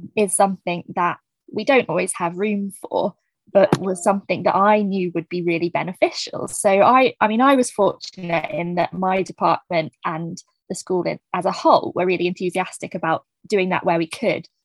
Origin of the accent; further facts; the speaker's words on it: New Forest, South East England, United Kingdom; I grew up in the New Forest area